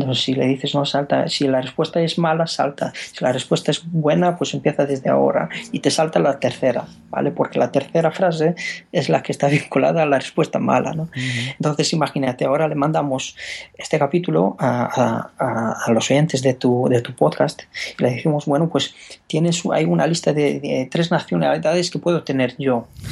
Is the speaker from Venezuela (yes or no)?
no; Romania; Spanish is a second language; moved away as an adult; now in Spain; yo soy rumano